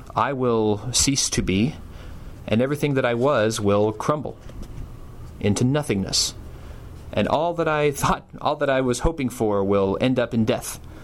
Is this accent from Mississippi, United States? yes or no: no; Tulsa, Oklahoma, United States; I was born in 1977 in Tulsa, Oklahoma.